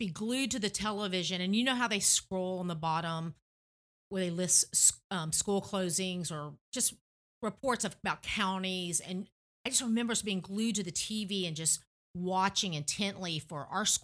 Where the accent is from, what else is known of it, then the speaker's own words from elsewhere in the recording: Tennessee, United States; moved away; growing up in Tennessee